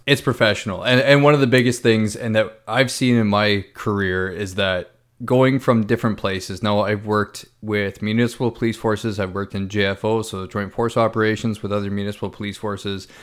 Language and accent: English; Ontario, Canada; me growing up in Ontario